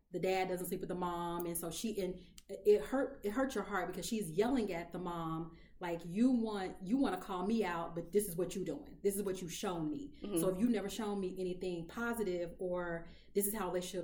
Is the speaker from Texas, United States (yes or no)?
yes; Texas, United States; I'm from Texas